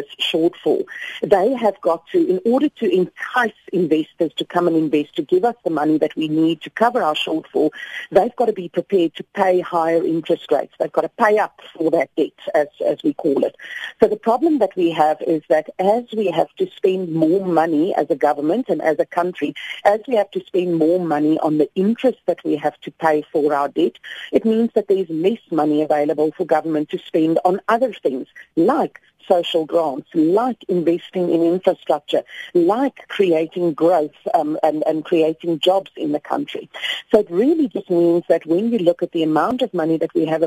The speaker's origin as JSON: {"language": "English", "country": "South Africa"}